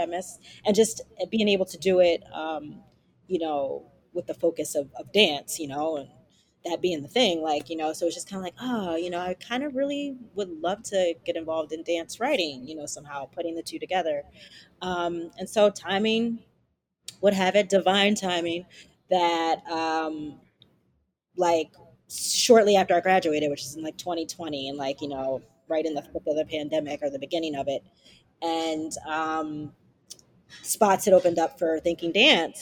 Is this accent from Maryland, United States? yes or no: yes; Baltimore, Maryland, United States; moved away as an adult; I'm originally from Baltimore, Maryland